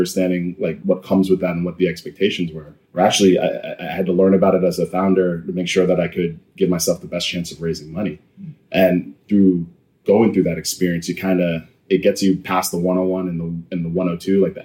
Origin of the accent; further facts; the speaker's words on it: Mount Vernon, New York, United States; I was born in New York City, raised in Mount Vernon, New York, in Westchester